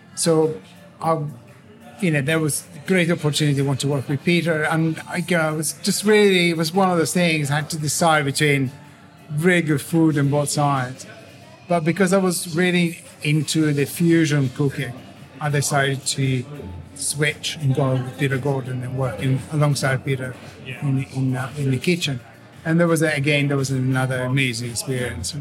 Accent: Italy; English is a second language; moved away as an adult; now in London, United Kingdom; I was born in Italy, and I've been uh, um, in did College in Italy and everything, and then I came over here, but came over here to London about 26 years ago

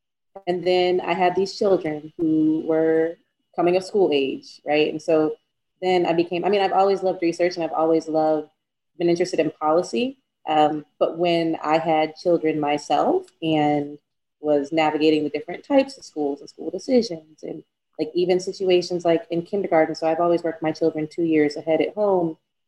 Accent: right outside of DC, District of Columbia, United States; I grew up right outside of DC, whole family full of Washingtonians, as many generations back as I can trace.

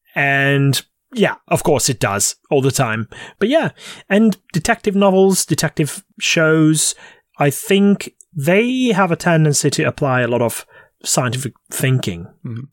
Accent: Hungary; the vicinity of my hometown

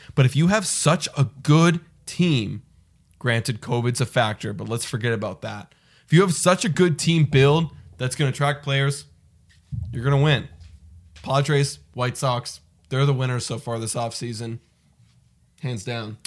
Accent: Canada; we're from Canada

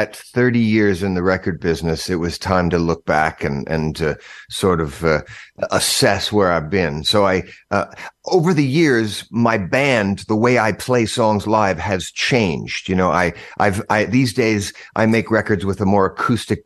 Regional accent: Boise, Idaho, United States; my hometown in Boise, Idaho

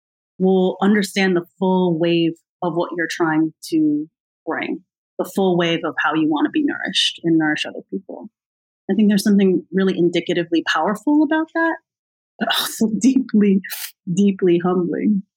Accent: United States; I'm American

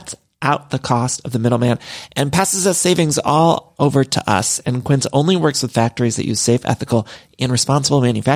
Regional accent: Midwest, United States; now in Los Angeles, United States; I'm from the Midwest, but I've lived in California for so long, and I truly do love it here in LA.

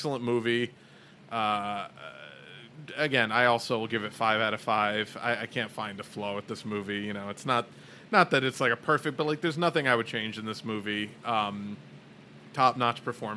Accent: New York, United States; From New York

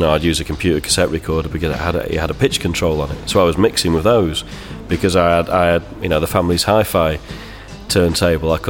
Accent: Manchester, North West England, United Kingdom; I'm from Manchester

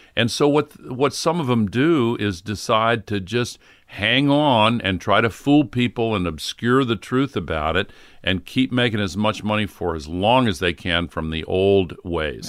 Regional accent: the South, United States; also born or lived in Tennessee; when I grew up in the South

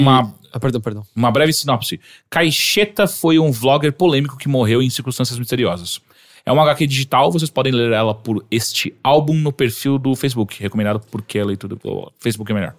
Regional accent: Atibaia, São Paulo, Brazil; moved away as an adult; now in São Paulo, Brazil; eu voltava todo final de semana sem falta pra Atibaia

